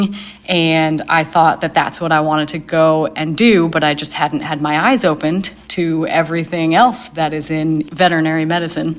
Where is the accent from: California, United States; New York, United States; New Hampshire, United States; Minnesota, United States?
New York, United States; Northern; moved away as an adult; also born or lived in Ohio; I am originally from Northern New York. I grew up on a dairy farm